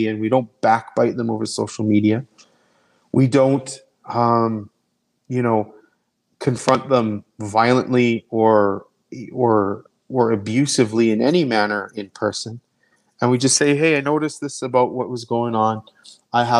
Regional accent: Canada; also born or lived in Calgary; They're just as Canadian as I am.

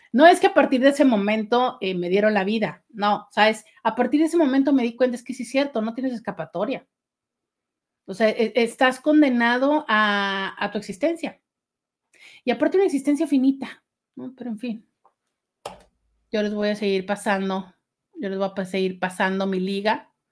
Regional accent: Mexicali, Baja California, Mexico; born there; also born or lived in Tijuana; vivimos en algunas ciudades antes de llegar a la ciudad de Tijuana, aunque yo nací en Mexicali.

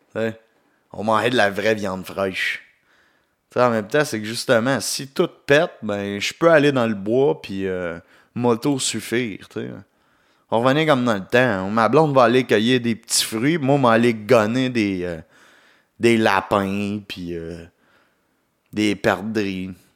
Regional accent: Quebec, Canada; accent: Québécois; mon accent québécois

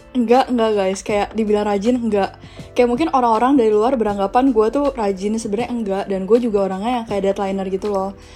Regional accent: Indonesia; moved away as an adult; now in Beijing, China; gue orang Indo

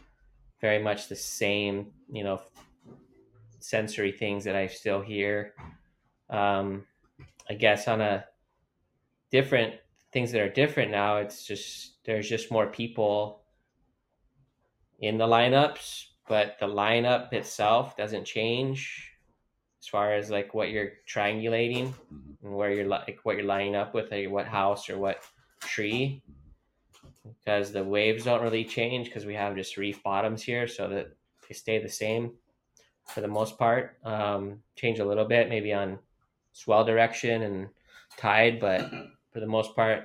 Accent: North Shore of O'ahu, Hawaii, United States; He and I grew up on the North Shore. So we grew up on the same street

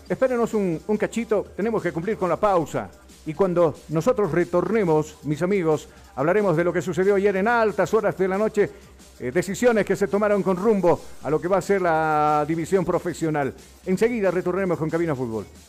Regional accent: La Paz, Bolivia; la ciudad de La Paz, más conocido como la ciudad de los teleféricos, la ciudad de los Pumas Cataris, por supuesto que adornan esta hermosa y bella ciudad donde uno se siente bastante orgulloso por haber nacido en una tierra tan bendita

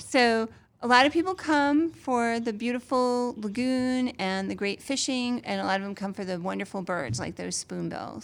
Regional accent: Massachusetts, United States; now in Florida, United States

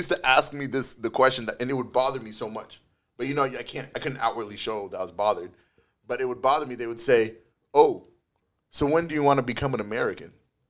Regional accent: Canada; And I spent a lot of time when I was in the States telling people I am a Canadian and I am proud.

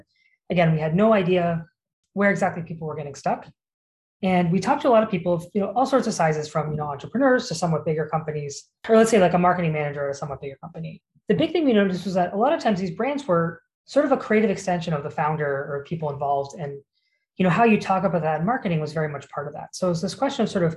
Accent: United States; as an American

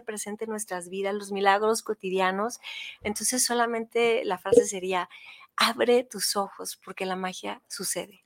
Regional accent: Tijuana, Baja California, Mexico; Yo venía de Tijuana de vacaciones a Guadalajara porque yo crecí en Tijuana

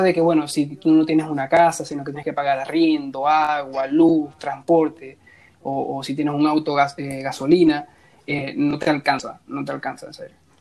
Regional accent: Zulia, Venezuela; moved away as an adult; now in Chile; yo vivía en el estado Zulia ¿cierto? Yo me gradué como ingeniero de sistema en septiembre del 2017 y me vine a vivir acá en Chile

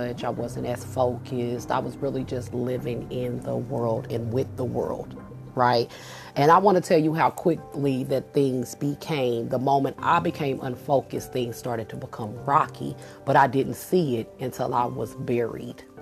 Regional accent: Kansas City, United States; moved away as an adult; I was still living in my home state in KC

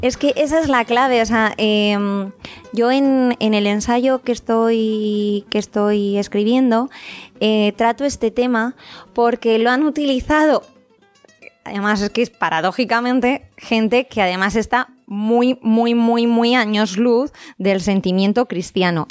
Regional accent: Spain; Los que somos españoles

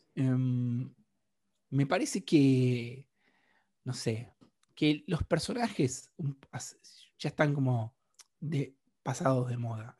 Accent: Argentina; yo soy un argentino

